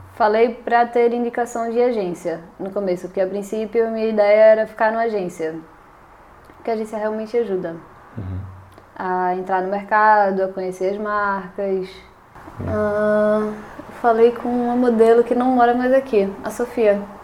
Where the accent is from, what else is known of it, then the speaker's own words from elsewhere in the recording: Brazil; moved away as an adult; also born or lived in Indonesia; now in Portugal; quando eu saí do Brasil, eu ia para a Austrália